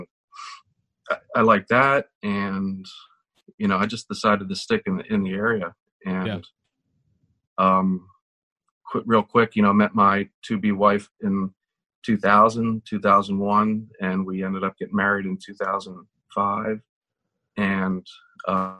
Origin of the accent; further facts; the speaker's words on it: Ridley Park, Pennsylvania, United States; moved away as an adult; also born or lived in Royersford, Pennsylvania; I grew up in Ridley Park, down there.